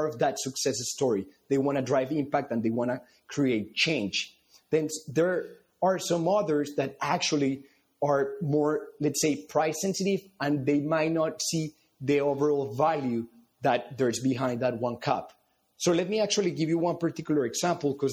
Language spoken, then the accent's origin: English; Colombia; moved away as an adult; now in United States; being born and raised in Colombia